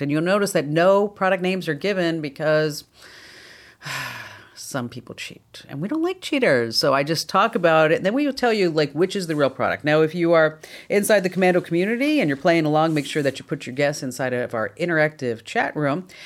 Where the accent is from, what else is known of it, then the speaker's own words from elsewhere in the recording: New Jersey, United States; I'm from New Jersey